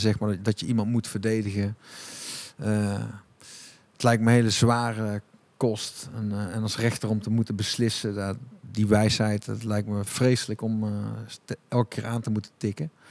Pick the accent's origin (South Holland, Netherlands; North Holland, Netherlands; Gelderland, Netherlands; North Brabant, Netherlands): North Brabant, Netherlands; Tilburg; Ehm, maar eh, ik denk als Tilburger, de non de ju